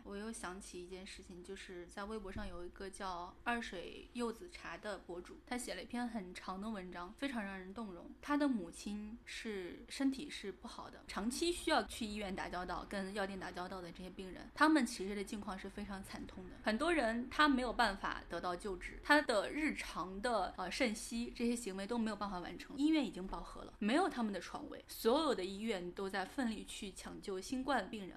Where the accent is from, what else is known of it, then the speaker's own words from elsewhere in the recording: Shandong, China; now in Shanghai, China; 我从上海回到山东，回到我的老家去过年